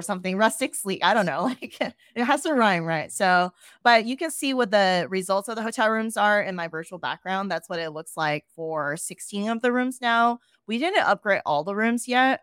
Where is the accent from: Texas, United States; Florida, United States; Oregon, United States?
Texas, United States; Austin; moved away as an adult; also born or lived in New York City; I moved back to Austin, which is my hometown